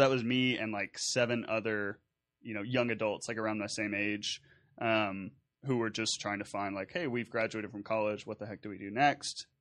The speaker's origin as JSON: {"language": "English", "town": "Nederland", "region": "Texas", "country": "United States", "tie": "born or raised there", "said": "my background growing up in Southeast Texas and Nederland"}